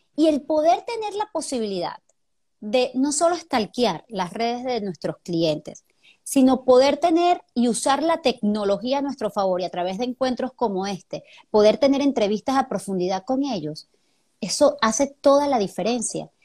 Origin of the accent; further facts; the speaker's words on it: Venezuela; moved away as an adult; now in Panama; somos igualitos, venezolanos